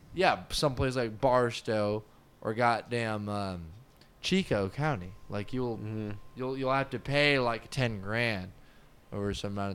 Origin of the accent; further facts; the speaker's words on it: St. Thomas, U.S. Virgin Islands; also born or lived in Trinidad / Victoria, Canada; Yeah, I grew up in St. Thomas.